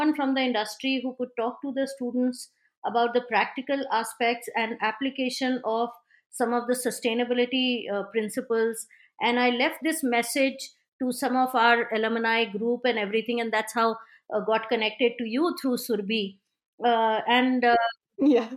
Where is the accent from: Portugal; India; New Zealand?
India; So being an Indian